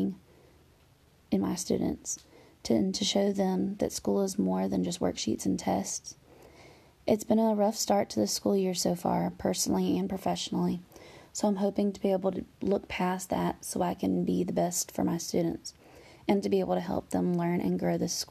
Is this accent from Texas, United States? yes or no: no; Augusta, Georgia, United States; I was born and raised in Augusta, Georgia, and graduated from Greenbrier High School.